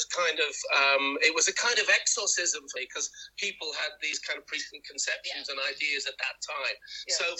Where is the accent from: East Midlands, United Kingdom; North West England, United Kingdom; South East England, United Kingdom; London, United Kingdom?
South East England, United Kingdom; Southampton; I was from Southampton.